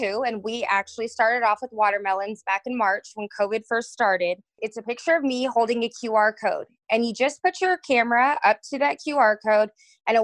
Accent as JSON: {"language": "English", "area": "Rio Grande Valley", "region": "Texas", "country": "United States", "tie": "born or raised there", "said": "I grew up in the Rio Grande Valley, which is the most southern tip of Texas"}